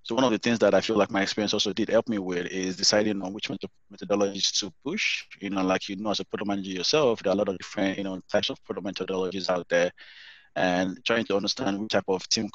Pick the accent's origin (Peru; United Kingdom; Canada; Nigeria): Nigeria; moved away as an adult; now in United States; coming from Africa, I'm Nigerian, by the way. So being an African myself and lived there for most of my life, my adult life